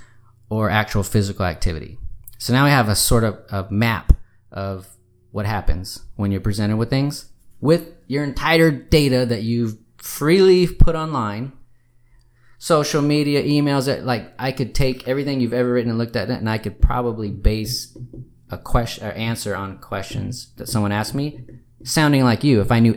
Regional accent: Austin, Texas, United States; I'm from Austin.

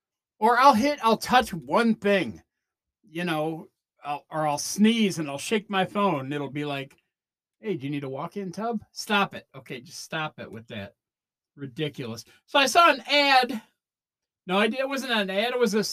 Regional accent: Delaware, United States; Oh, I had it when I grew up in Delaware.

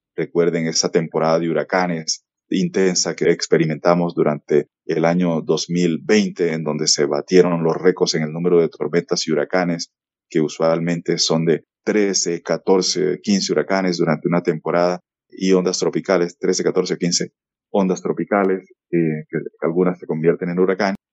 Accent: Valledupar, Cesar, Colombia; soy oriundo de Valledupar y nací y crecí en la década del 70

